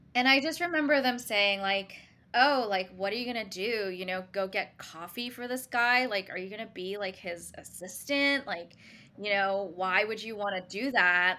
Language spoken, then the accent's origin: English; Singapore; now in New York City, United States; originally, I grew up in Singapore, s, but I consider myself a New Yorker now as well